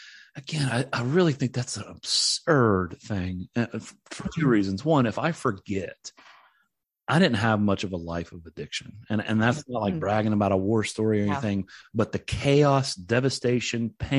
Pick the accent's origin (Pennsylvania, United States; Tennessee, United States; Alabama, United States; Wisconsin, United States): Tennessee, United States; But I grew up in East Tennessee, which is about 2.5-3 hours away from Middle Tennessee, where I am now, where the ministry is.